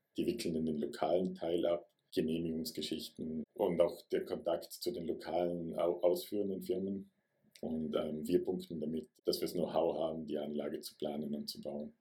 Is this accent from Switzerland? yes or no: no; Vorarlberg, Austria; Ich bin ein Vorarlberger